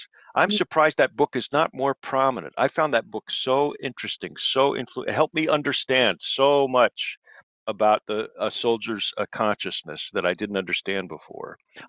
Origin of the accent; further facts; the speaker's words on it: Boulder, Colorado, United States; I grew up in Boulder, Colorado